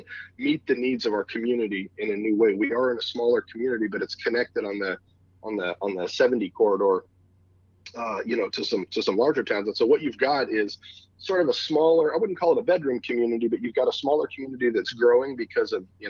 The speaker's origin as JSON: {"language": "English", "region": "California", "country": "United States", "tie": "born or raised there", "also_born_or_lived": "Phoenix, Arizona", "moved": "as an adult", "lives_now": "Warrenton, Missouri, United States", "said": "I'm a West Coast guy. I was born and raised in California, spent a couple of years in Phoenix"}